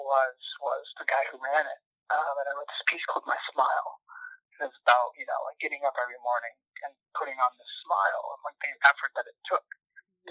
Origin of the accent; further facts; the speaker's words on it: Canton, Michigan, United States; moved away as an adult; now in Minneapolis, United States; I am from Canton, Michigan